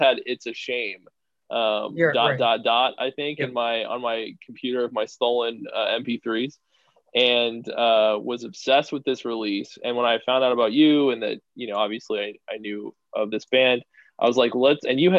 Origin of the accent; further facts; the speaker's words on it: Texas, United States; now in Portland, United States; I'm from Texas originally